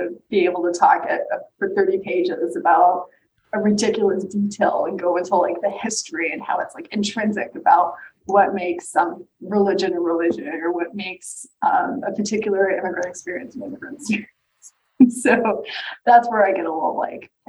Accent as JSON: {"language": "English", "region": "Texas", "country": "United States", "tie": "born or raised there", "said": "just a girl from Texas who was very different from everyone else she grew up with."}